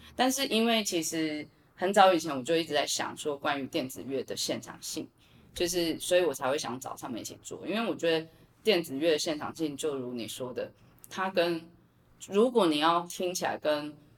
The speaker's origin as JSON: {"language": "Chinese", "country": "Taiwan", "tie": "born or raised there", "said": "我自己觉得我身在台湾四面环海"}